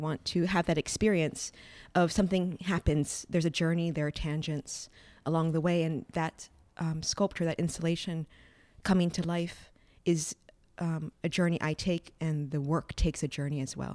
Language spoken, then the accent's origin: English; Hawaii, United States; now in New York, United States; growing up in Hawaii without a family that was immersed in the arts and living in New York